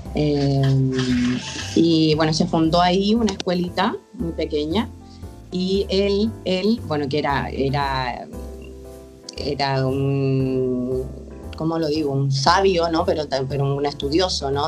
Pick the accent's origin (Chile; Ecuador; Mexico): Chile; moved away as an adult; now in Barcelona, Spain; me fui, de Chile, ahora yo vivo en Barcelona